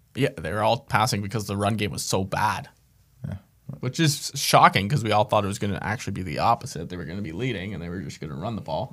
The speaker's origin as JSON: {"language": "English", "country": "Canada", "said": "I'm Canadian."}